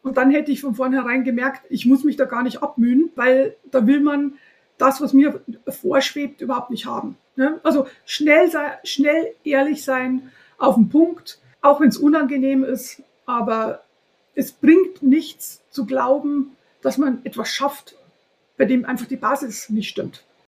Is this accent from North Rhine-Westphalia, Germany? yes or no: no; home town near the Herrmannsdorf farm, Bavaria, Germany; auf einem Hof in der Nähe von meinem Heimatort, drei Kilometer weiter weg